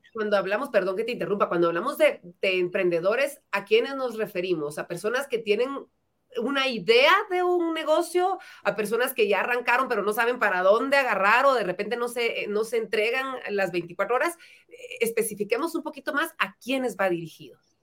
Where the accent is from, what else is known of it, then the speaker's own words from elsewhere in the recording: Guatemala; nos da la oportunidad de poder crecer como guatemaltecos